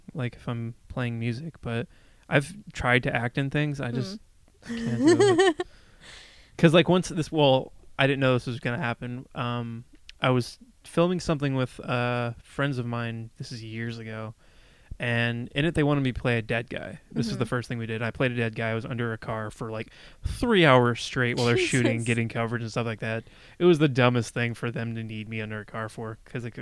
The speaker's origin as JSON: {"language": "English", "region": "Texas", "country": "United States", "tie": "born or raised there", "said": "I grew up in Texas."}